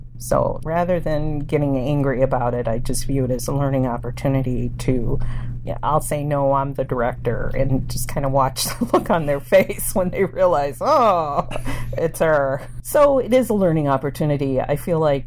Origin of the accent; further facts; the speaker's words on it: Hammond, Indiana, United States; first language Spanish; English is a second language; also born or lived in Anchorage, Alaska; now in Tomah, United States; I grew up in Hammond, Indiana, and that's a town about 30 miles or so from Chicago